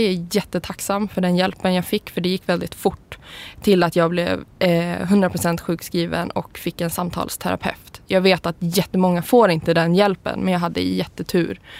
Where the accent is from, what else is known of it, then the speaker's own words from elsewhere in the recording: Umeå, Västerbotten County, Sweden; now in Stockholm, Sweden; jag kommer ursprungligen från Umeå eller en by utanför Umeå och då är jag så här, tjejen som flyttade till Stockholm och gjorde karriär